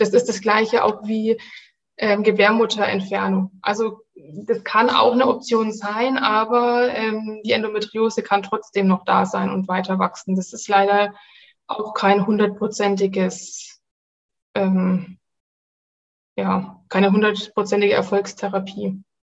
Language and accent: German; Nuremberg, Bavaria, Germany; ich komme aus Nürnberg